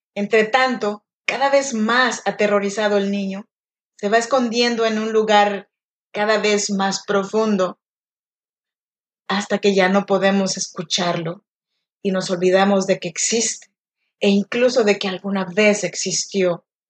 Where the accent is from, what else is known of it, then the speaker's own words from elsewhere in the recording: Chinantla region, Oaxaca, Mexico; now in Sacramento, United States; yo soy nacida en Oaxaca, México, en la región de Chinantecos, pero yo vivo y grabo este podcast desde Sacramento, California